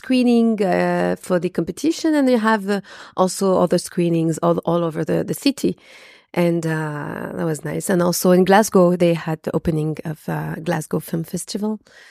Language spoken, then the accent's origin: English; France; born there; accent: French; English is a second language; Yeah, I was born in France, and I also speak fluent Arabic.